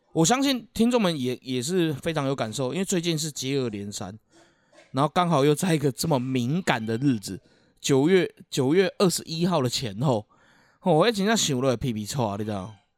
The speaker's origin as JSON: {"language": "Chinese", "town": "Keelung", "country": "Taiwan", "said": "我们基隆这边"}